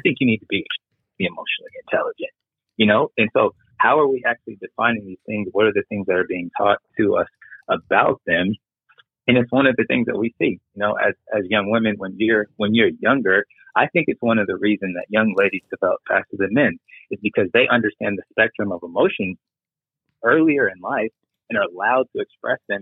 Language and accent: English; Lawton, Oklahoma, United States; moved away as an adult; also born or lived in Europe; as a young black boy growing up in Lawton, Oklahoma